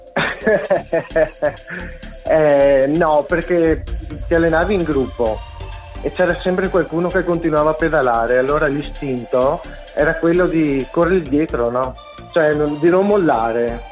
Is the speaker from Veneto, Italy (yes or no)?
yes; Mogliano Veneto, Veneto, Italy; Sono di Mogliano Veneto